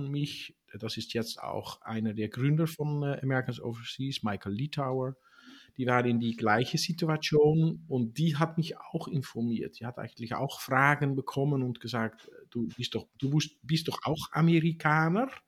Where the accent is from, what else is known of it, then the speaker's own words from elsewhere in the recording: Netherlands; born there; ich bin in Holland geboren